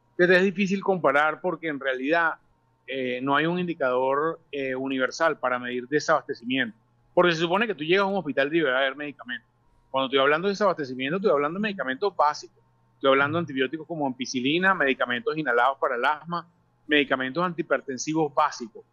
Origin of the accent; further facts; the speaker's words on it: Venezuela; como venezolanos